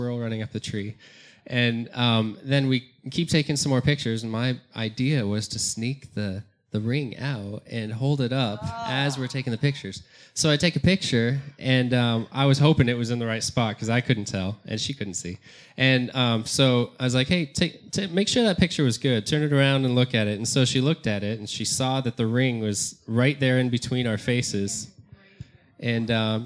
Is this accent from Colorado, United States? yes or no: yes; Fort Collins, Colorado, United States; I was born and raised in Colorado, in Northern Colorado, Fort Collins, Loveland area